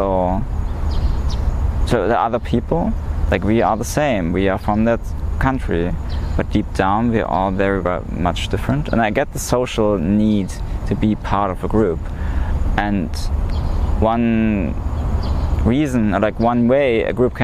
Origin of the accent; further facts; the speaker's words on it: East Germany, Germany; also born or lived in Tokyo, Japan / Hiroshima, Japan; in Germany, I'm somewhat of a minority because I was born in East Germany. I'm East German